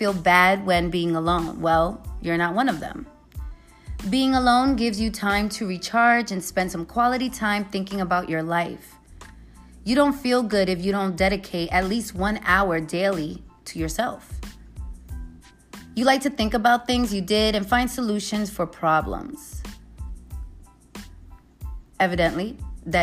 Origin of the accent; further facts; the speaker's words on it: New York City, New York, United States; also born or lived in Los Angeles / San Francisco Bay Area; now in Las Vegas, United States; I am from New York. I'm from the Bronx. Moved from the Bronx to LA, from LA to the Bay, from the Bay to Vegas